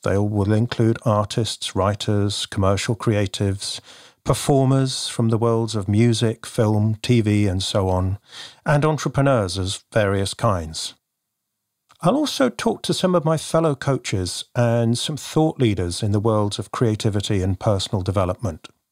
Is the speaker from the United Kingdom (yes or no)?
yes; United Kingdom; also born or lived in near Bristol / London; You can probably tell from my accent, I hail from the U K